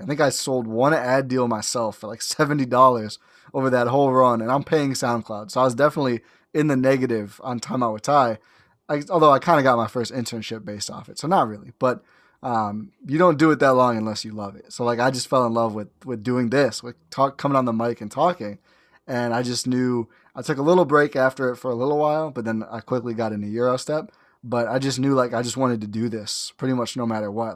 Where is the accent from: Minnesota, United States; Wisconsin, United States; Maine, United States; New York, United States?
Wisconsin, United States; Milwaukee; also born or lived in Oshkosh, Wisconsin; born and raised in Milwaukee, went to Oshkosh for college